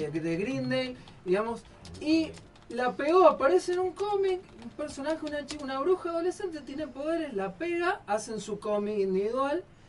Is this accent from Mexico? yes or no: no; Argentina; acá en Argentina tendemos a ser muy binarios en todo